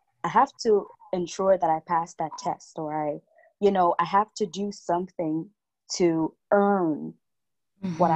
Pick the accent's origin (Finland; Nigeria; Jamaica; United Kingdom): Jamaica; I am a Jamaican. I was born and raised here. I'm still in Jamaica.